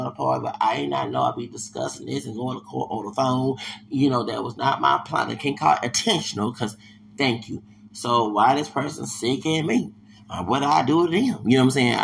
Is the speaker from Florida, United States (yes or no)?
no; Houston, Texas, United States; I'm from Houston.